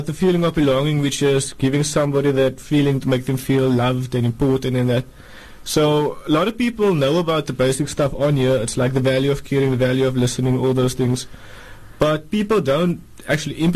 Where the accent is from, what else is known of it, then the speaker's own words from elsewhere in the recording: Cape Town, Western Cape, South Africa; growing up in Hanover Park was normal for me, I would say. I was there all my life, attended school there